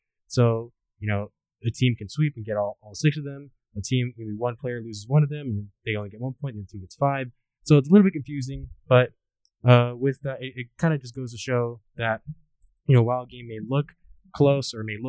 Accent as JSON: {"language": "English", "region": "Southern California", "country": "United States", "said": "I'm from SoCal"}